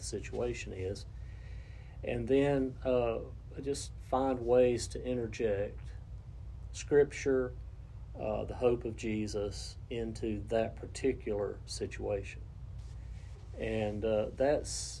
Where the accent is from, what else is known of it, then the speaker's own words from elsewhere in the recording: Cleveland County, North Carolina, United States; I grew up in the Crest District attendance zone. Graduated from Crest High School